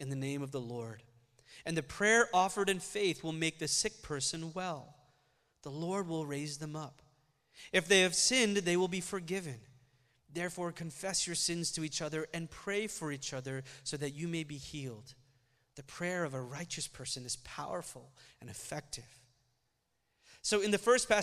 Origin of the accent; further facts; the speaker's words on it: Oklahoma City, Oklahoma, United States; first language Malayalam; visit us in Oklahoma City every year and stay with us for a few months at a time